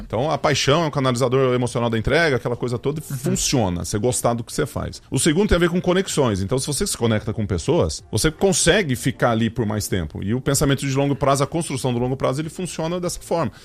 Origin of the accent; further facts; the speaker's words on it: Ituverava, São Paulo, Brazil; also born or lived in Ribeirão Preto; Eu sou nascido em Ribeirão Preto e fui uhum. para Ituverava, que é a minha cidade, não natal, mas onde eu vivi durante muito tempo.